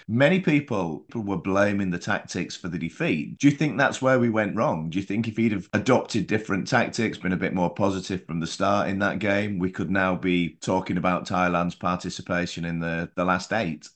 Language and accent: English; England, United Kingdom; Being English